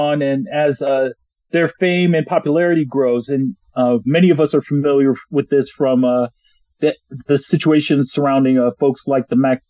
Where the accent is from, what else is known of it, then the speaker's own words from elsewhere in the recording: New Jersey, United States; I'm a Jersey boy